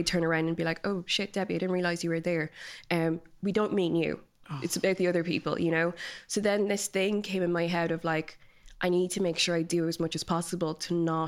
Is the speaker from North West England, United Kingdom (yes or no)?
no; London, United Kingdom; born there; also born or lived in Nigeria; I was born in London, my brother is born in Nigeria, then my sister was born in London. So we were just constantly moving between the two countries